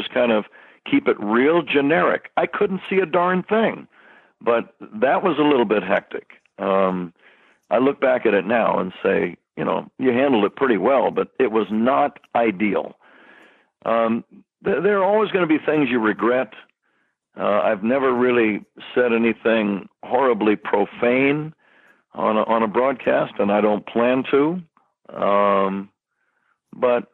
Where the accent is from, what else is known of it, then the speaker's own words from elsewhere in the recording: San Jose, California, United States; now I'm in my hometown of San Jose